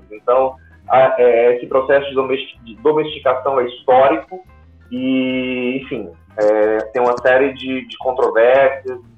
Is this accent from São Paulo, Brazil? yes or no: no; Fortaleza, Ceará, Brazil; moved away as an adult; now in Curitiba, Brazil; quando eu cheguei aqui em Curitiba, eu sou de Fortaleza, sou do Ceará, e vim para cá fazer um mestrado. E quando eu cheguei aqui em 2016